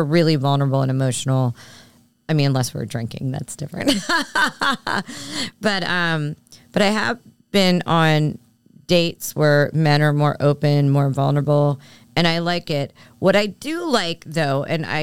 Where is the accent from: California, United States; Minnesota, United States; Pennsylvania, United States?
Pennsylvania, United States; Philadelphia; I grew up in Philly and moved away for a bit and came back, but I grew up with it